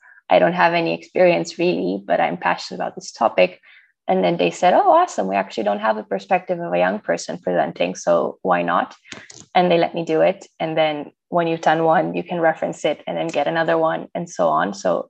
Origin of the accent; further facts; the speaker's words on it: Romania; moved away as an adult; now in Netherlands; because I'm originally from Romania, so I moved to the Netherlands like 5 or 6 years ago now.